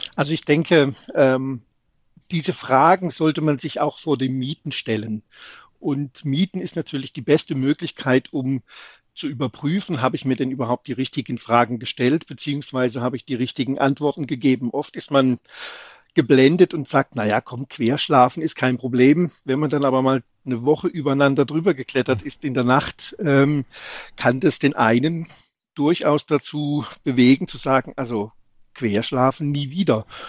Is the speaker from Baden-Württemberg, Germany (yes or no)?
yes; Baden-Baden, Baden-Württemberg, Germany; ich komme aus Baden-Baden